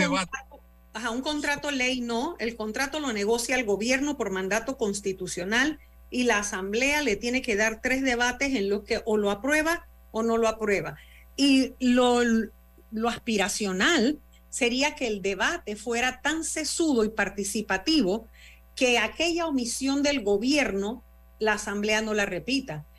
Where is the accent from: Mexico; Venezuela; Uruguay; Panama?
Panama; como panameña